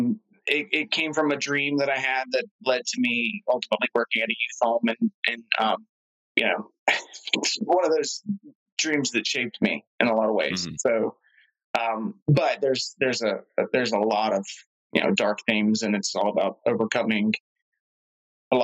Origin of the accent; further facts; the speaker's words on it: Georgia, United States; I grew up in Georgia